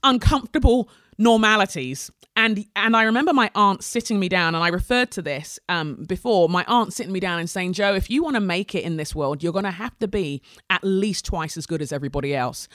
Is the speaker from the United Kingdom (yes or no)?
yes; England, United Kingdom; We're an immigrant family growing up in England, Nigerian family growing up in England in the eighties